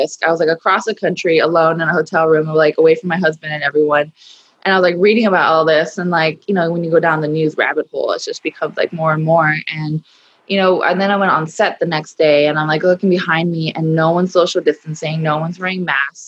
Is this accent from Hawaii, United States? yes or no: yes; Hawaii, United States; growing up in Hawaii, being raised there